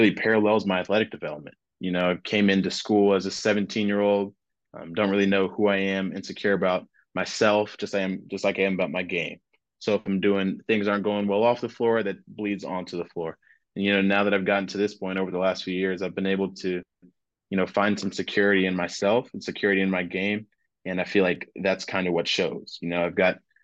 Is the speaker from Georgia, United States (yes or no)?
yes; Georgia, United States; moved away as an adult; now in New Orleans, United States; I'm from Georgia